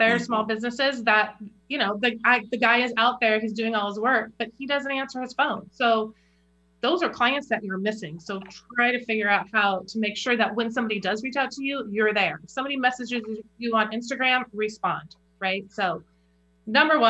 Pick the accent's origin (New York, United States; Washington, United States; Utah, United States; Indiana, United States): Washington, United States; Olympia; I grew up in Olympia, Washington, so pretty close to here.